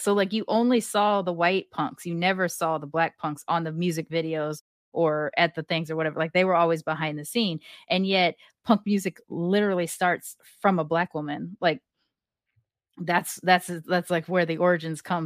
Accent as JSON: {"language": "English", "town": "Long Beach", "region": "California", "country": "United States", "tie": "born or raised there", "said": "I grew up in Long Beach."}